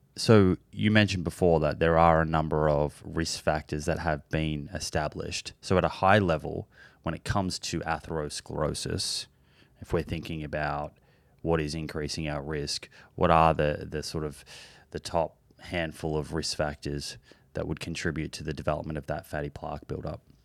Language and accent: English; Melbourne, Victoria, Australia; I grew up in Melbourne, in, in Australia